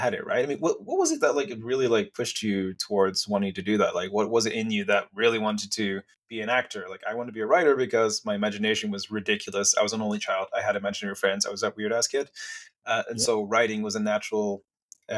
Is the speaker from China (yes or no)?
no; England, United Kingdom; now in British Columbia, Canada; I grew up in England